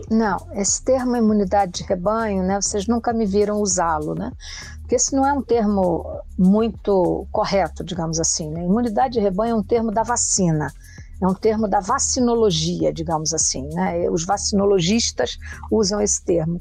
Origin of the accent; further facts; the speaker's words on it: Brazil; como brasileira